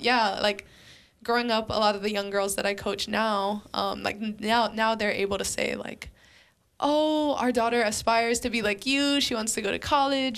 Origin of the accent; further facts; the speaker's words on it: Waianae, Hawaii, United States; moved away as an adult; also born or lived in Fresno, California; I'm from Waianae